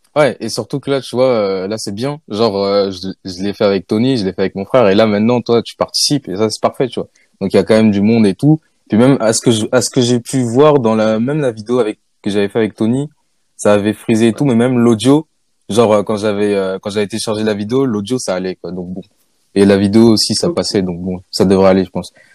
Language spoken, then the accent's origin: French; France; je suis né en France